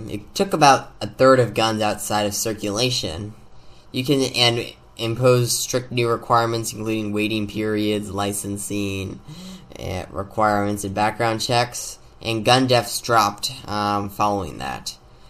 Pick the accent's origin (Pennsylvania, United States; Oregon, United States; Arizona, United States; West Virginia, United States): Arizona, United States; my home state of Arizona